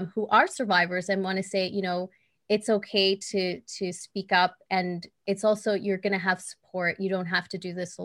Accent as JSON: {"language": "English", "country": "El Salvador", "tie": "born or raised there", "moved": "yes", "said": "I'm from El Salvador originally. Mm-hmm. I was born there"}